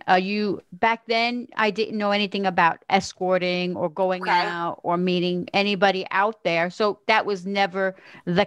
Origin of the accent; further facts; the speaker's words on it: Englewood, New Jersey, United States; moved away as an adult; now in Florida, United States; I was born in Englewood, New Jersey